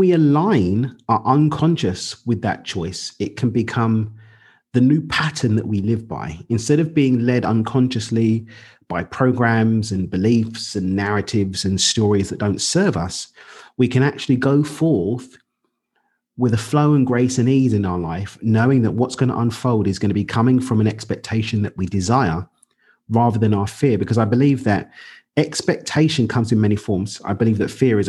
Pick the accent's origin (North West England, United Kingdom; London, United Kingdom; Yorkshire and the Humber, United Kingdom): London, United Kingdom; moved away as an adult; now in Cabo San Lucas, Mexico; I'm from East London in the UK. I actually live in Mexico now, down in Cabo